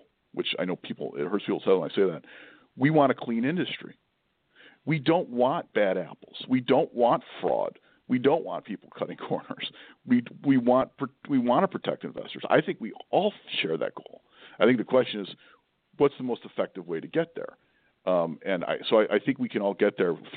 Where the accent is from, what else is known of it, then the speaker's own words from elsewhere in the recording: Buffalo, New York, United States; moved away; I grew up in Buffalo, New York, which is more Midwestern than East Coast